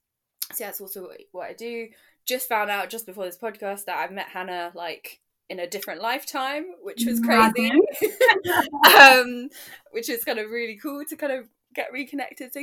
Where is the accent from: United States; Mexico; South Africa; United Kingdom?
United Kingdom; London; also born or lived in Nottingham; I'm from London